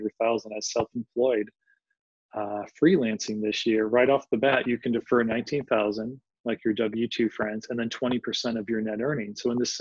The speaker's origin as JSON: {"language": "English", "town": "Philadelphia", "region": "Pennsylvania", "country": "United States", "said": "I'm from Philadelphia, from the city of brotherly love"}